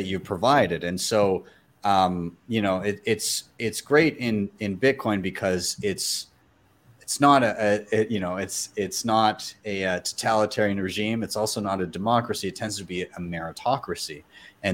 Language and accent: English; Canada; I'm Canadian